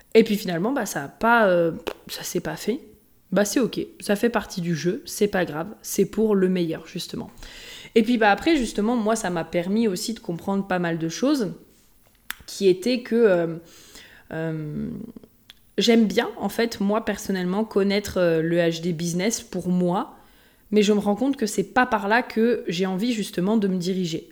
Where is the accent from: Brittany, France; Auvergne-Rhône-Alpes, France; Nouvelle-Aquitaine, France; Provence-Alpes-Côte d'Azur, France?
Auvergne-Rhône-Alpes, France; Haute-Savoie; je viens de la Haute-Savoie euh, pas loin, juste, de l'autre côté du lac. Donc, euh, que j'ai toujours aussi été à côté euh, des montagnes